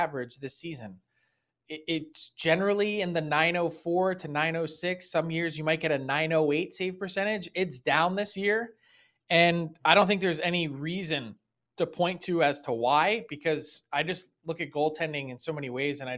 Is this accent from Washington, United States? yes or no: no; Philadelphia, Pennsylvania, United States; I'm born and raised in Philly